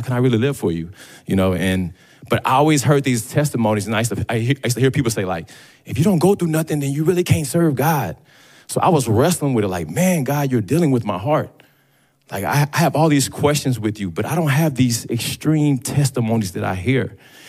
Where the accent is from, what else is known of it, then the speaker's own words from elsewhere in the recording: Dallas, Texas, United States; growing up in Dallas